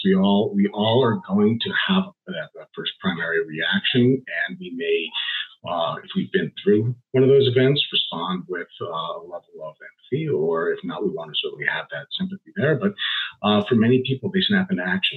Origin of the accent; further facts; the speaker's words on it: Washington, District of Columbia, United States; moved away as an adult; also born or lived in Arizona; now in East Lansing, United States; I'm originally a Washington, D.C. native and transplant to Michigan. I came out here in about 2014.